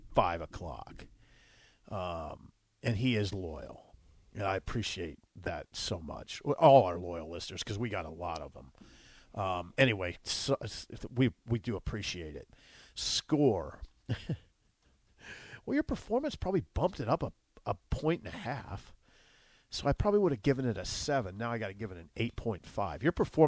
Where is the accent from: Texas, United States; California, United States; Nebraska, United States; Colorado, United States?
Nebraska, United States; Columbus; born or raised there; moved away